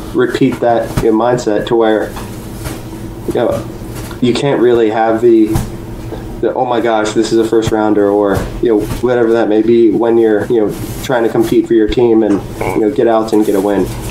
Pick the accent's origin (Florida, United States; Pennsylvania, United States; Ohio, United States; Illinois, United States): Ohio, United States; born or raised there; also born or lived in Huntington, West Virginia